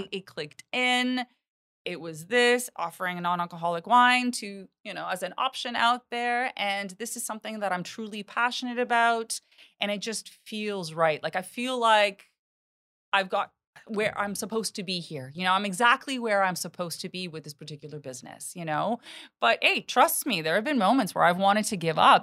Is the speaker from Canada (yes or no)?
yes; Canada; I'm Canadian. My parents are immigrants